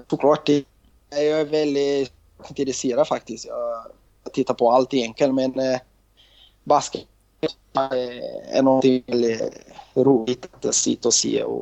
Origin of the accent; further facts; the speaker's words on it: Rio de Janeiro, Brazil; Swedish is a second language; Eh, från Rio de Janeiro. Eh, ja. Och faktiskt har jag älskat Juventus Real Madrid. Eh, det haft jag när jag var liten i Brasilien.